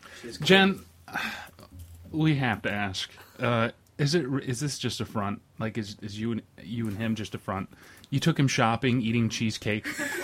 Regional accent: Perry, Michigan, United States; I'm from Perry.

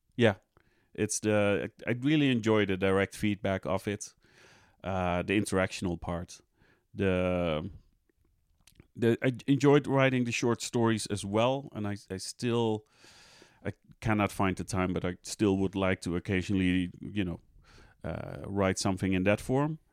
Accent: Amsterdam, North Holland, Netherlands; I'm Dutch, I'm from the Netherlands, Amst-, Amsterdam originally.

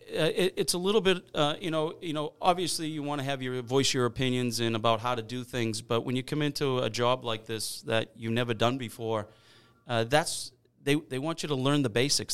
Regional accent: Weymouth, Massachusetts, United States; I grew up in North Weymouth

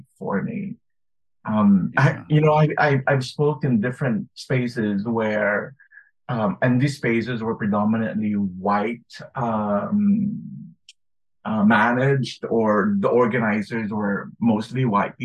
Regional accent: Philippines; moved away as an adult; now in United States; when I was growing up in the Philippines, and then when I moved to the U.S. to study.

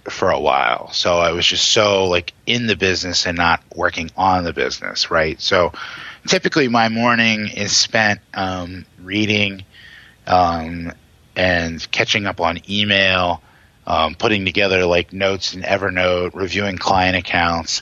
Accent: Hagerstown, Maryland, United States; I grew up in Hagerstown in Western Maryland

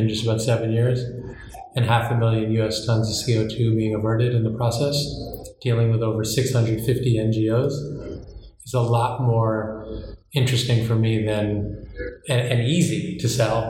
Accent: New York, United States; So I'm from New York

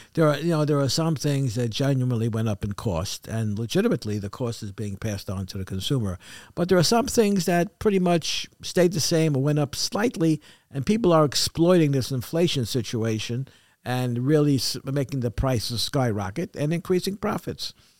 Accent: New York City, New York, United States; moved away; I was brought up in Crown Heights

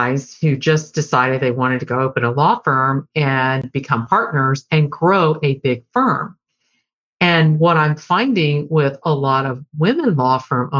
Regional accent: Deep South, United States; I grew up in the Deep South and was a teenager in the 70s and into the 80s

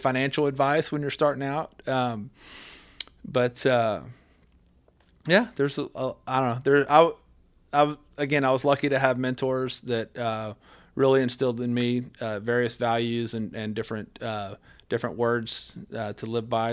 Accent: West Texas, United States; since I was a little bitty guy growing up in West Texas

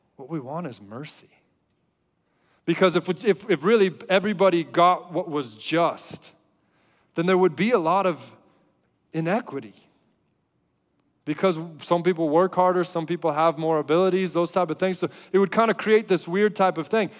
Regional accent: United States; as an American

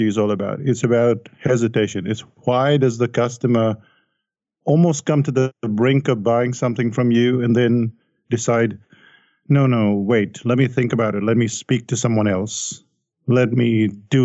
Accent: India; I grew up in India

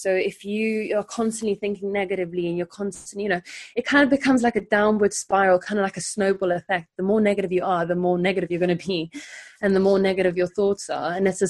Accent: South Africa; moved away as an adult; now in London, United Kingdom; And then I came to London when I was 19 from South Africa.

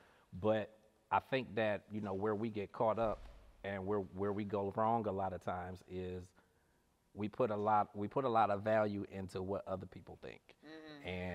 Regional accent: East Cleveland, Ohio, United States; also born or lived in Akron; growing up in East Cleveland

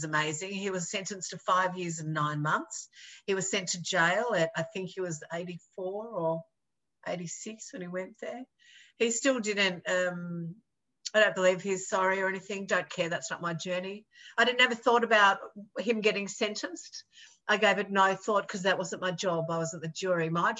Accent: Australia; I'm an Australian television makeup artist

